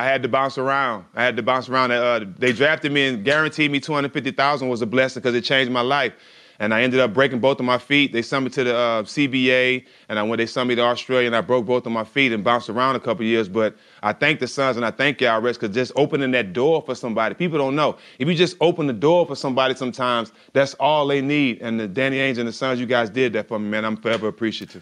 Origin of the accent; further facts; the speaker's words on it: Port Arthur, Texas, United States; also born or lived in Houston, Texas; I was raised in Port Arthur, Texas, about an hour and a half away. My mom moved to Port Arthur when I was like four or five years old.